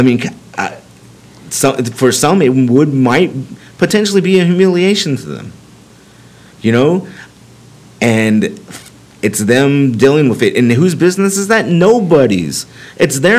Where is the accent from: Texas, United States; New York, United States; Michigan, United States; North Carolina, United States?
Texas, United States; me being a Texan, I've lived in the state my entire life